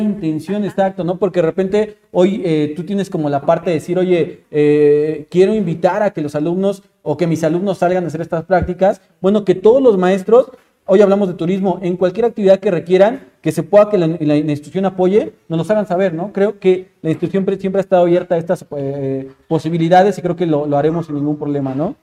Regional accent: Mexico; uno como mexicano

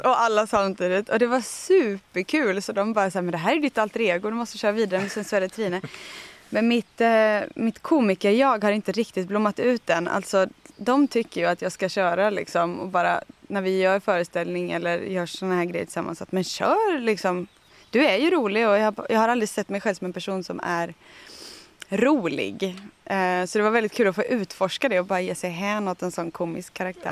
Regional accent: Tjörn, Västra Götaland, Sweden; now in Österlen, Sweden; jag kommer från västkusten, från Tjörn som ju är en jättefin ö med massa granitklippor och fantastisk kust

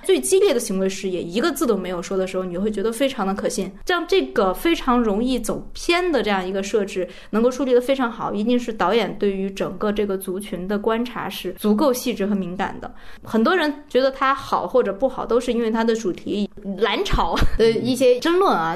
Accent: China; 我们作为中国人

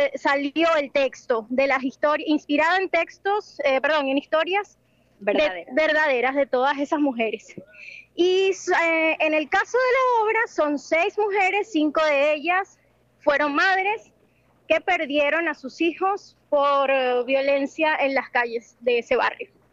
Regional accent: Venezuela; moved away as an adult; now in Buenos Aires, Argentina; yo me vine de Venezuela a los 18 años

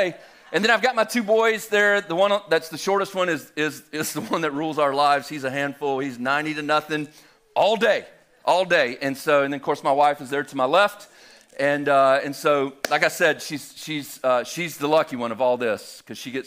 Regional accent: Albany, Georgia, United States; moved away as an adult; now in Helen, Georgia, United States; I'm originally from Southwest Georgia, though, about 3.5 hours almost due west of here from Albany, Georgia. I grew up there

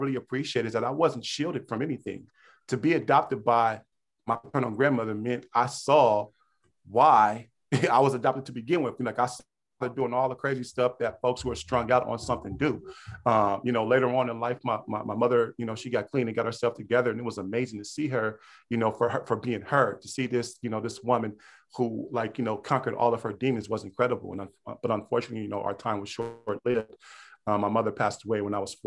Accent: Pittsburg, California, United States; I come from the Bay Area, you know, Northern California, deep East Bay, Pittsburgh, California

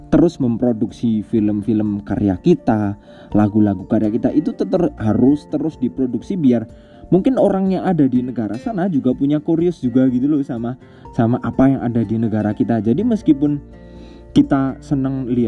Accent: Wonosobo, Central Java, Indonesia; budaya kalau kayak gue orang Wonosobo budaya sarungan kemudian budaya ngomong pakai bahasa Jawa gitu kan

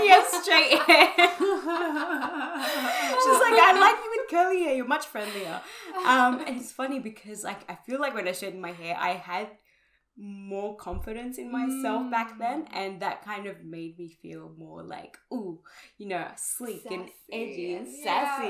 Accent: Australia; taking on board like our Australian heritage as well, because mm-hmm. I mean we're Australian.

